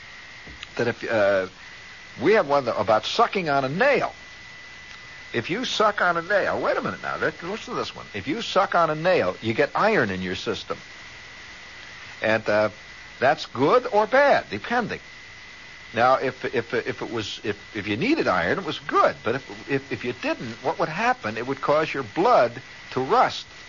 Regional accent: Indiana, United States; moved away; I came from Indiana

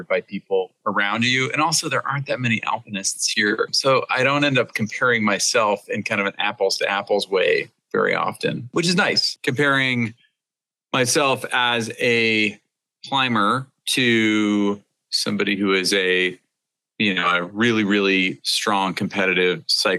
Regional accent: Seattle, Washington, United States; growing up in the Seattle area

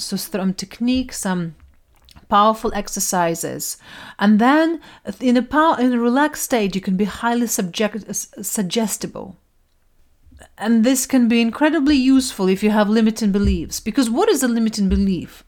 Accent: Russia; moved away; I grew up in Russia in a quite, um, quite a stern society

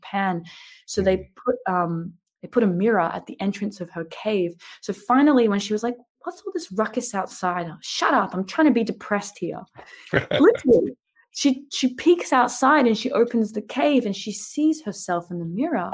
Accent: Australia; I'm Australian

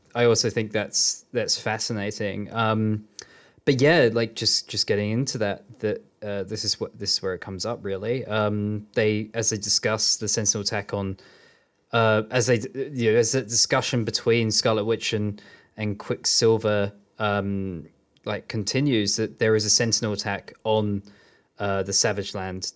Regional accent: Bedford, East of England, United Kingdom; I was growing up in Bedford

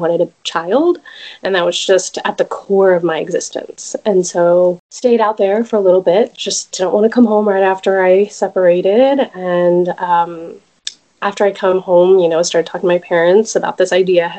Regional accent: Dallas, Texas, United States; moved away as an adult; also born or lived in California; I am originally from Dallas and raised here

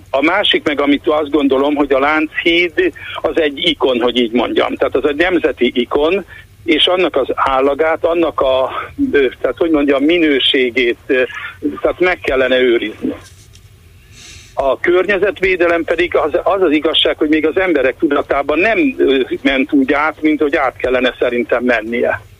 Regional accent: Hungary; Na most én vidéki, nagyvárosi ember vagyok, nem budapesti vagyok

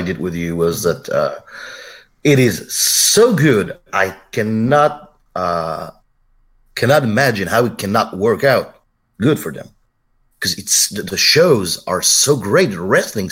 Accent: France

